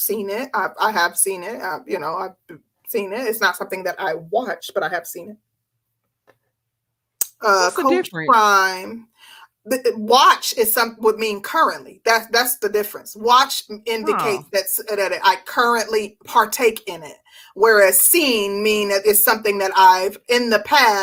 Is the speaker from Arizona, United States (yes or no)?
no; Milwaukee, Wisconsin, United States; now in Georgia, United States; I'm from Milwaukee